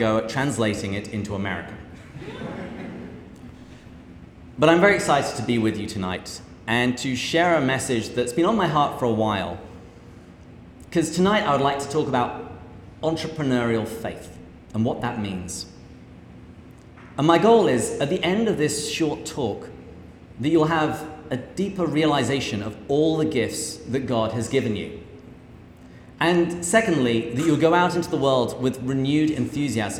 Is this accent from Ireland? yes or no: no; England, United Kingdom; moved away as an adult; now in United States; I grew up in England, where I had a fairly typical upbringing.